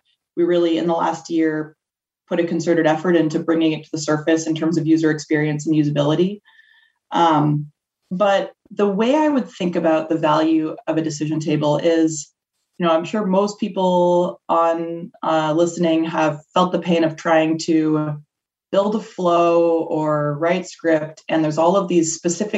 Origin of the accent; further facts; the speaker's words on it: Toronto, Ontario, Canada; now in Chicago, United States; I always tell people the most important thing about me is that I'm a Canadian. So apologies for the about that will come throughout this podcast. I grew up in Toronto, but I actually live in Chicago now.